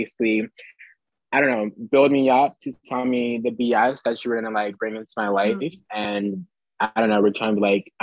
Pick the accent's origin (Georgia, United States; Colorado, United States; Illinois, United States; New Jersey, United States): New Jersey, United States; moved away as an adult; now in Philadelphia, United States; we're from Jersey, but go to school in Philly. So like we live in Philly.